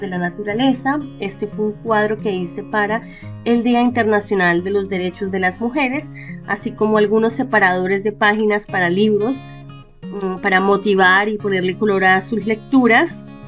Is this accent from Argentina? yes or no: no; Bogotá, Colombia; moved away; nací en Bogotá, Colombia